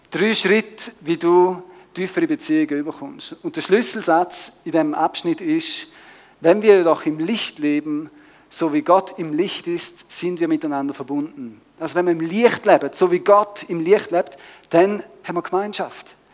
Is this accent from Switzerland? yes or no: yes; Switzerland; wir kommen aus der Schweiz, leben ein bisschen in der Nachbarschaft